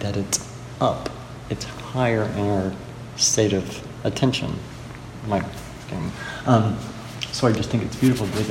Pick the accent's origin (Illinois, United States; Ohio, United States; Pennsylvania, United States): Ohio, United States; Dayton; I'm from Ohio